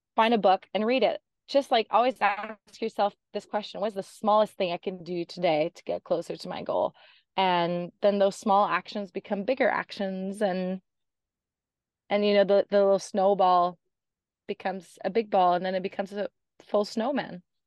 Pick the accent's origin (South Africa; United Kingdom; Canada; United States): Canada; moved away as an adult; I'm Canadian, and I escaped the cold Canadian winters